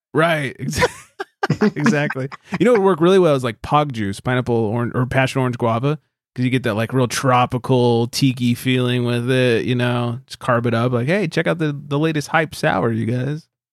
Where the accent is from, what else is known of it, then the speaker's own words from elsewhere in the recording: California, United States; as a Californian